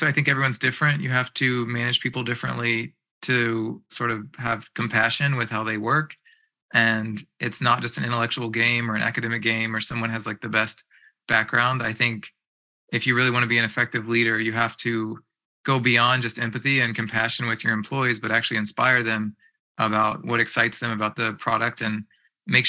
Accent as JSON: {"language": "English", "region": "East Coast", "country": "United States", "moved": "as an adult", "lives_now": "Bay Area, United States", "said": "I was from the East Coast."}